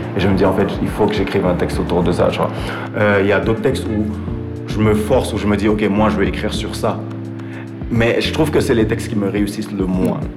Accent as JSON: {"language": "French", "country": "Benin", "also_born_or_lived": "Senegal", "said": "je suis béninois, genre, euh, j'ai une grosse influence sénégalaise aussi"}